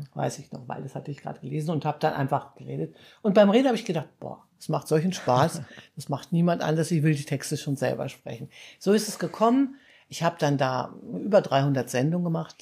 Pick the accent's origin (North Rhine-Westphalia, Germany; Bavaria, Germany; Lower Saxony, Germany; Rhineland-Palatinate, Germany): Lower Saxony, Germany; Hanover; also born or lived in small village (countryside); now in Munich, Germany; ich komme ja eigentlich aus Hannover